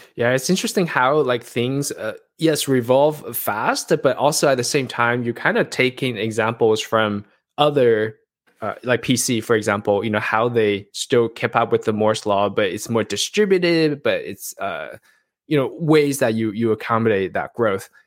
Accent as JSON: {"language": "English", "country": "Taiwan", "said": "I'm from Taiwan"}